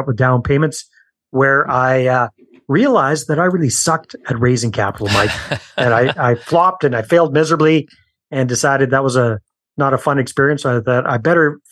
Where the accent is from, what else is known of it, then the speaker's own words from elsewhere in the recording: Canada; accent: Canadian; moved away as an adult; also born or lived in San Jose, Costa Rica; I'm Canadian, as you'll pick up from my accent as we talk